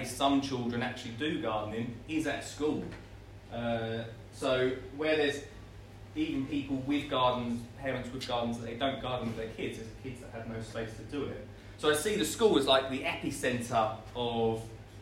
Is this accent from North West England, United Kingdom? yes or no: no; Essex, East of England, United Kingdom; I'm from Essex